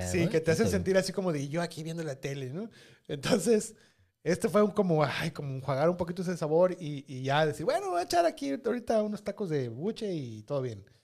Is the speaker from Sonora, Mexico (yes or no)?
yes; Sonora, Mexico